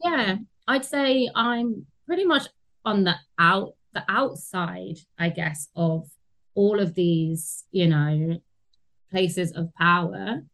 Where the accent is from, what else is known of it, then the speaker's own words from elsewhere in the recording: London, United Kingdom; I grew up in Tottenham, which is um, yeah seen as a you know deprived area in in London